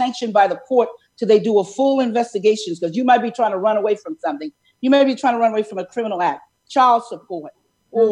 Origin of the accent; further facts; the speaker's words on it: New York City, New York, United States; I'm from the Bronx, New York